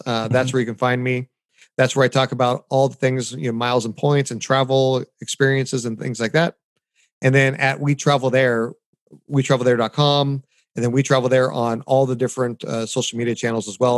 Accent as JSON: {"language": "English", "country": "United States", "also_born_or_lived": "Anaheim, Orange County, California", "said": "here as an American"}